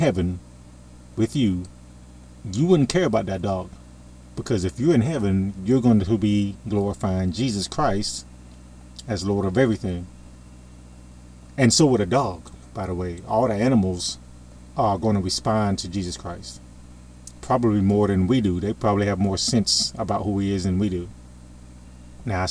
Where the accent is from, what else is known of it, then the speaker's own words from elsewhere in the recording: United States; I'm in America. I'm an American